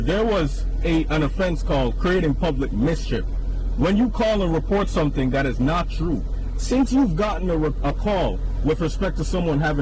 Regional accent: Jamaica; now in United States; Jamaica I come from. I've managed to assimilate certain American culture. You'd never know, say, I'm a Jamaican

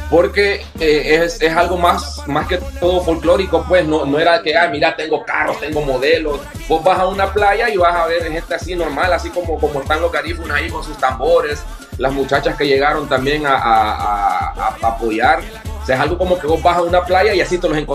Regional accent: Honduras; ya como catrachos

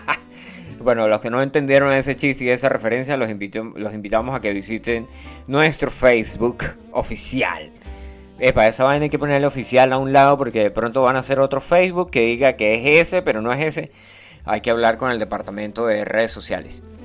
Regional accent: Venezuela; also born or lived in Colombia; now in Italy; yo soy de Venezuela, pana, del Yauri.

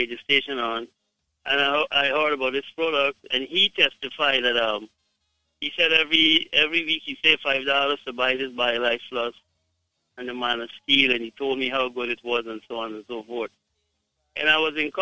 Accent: Guyana; I am from Guyana

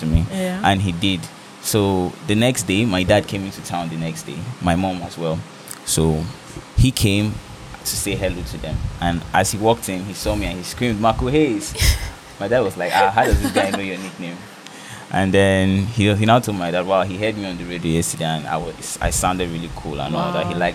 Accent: Bekwarra, Cross River, Nigeria; I'm from Norton Cross River. I'm from Bekwara, to be precise

